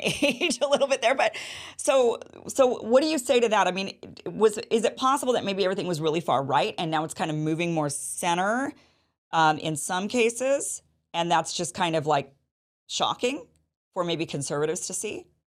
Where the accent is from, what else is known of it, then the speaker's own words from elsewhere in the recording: Idaho, United States; when I was a kid growing up in Idaho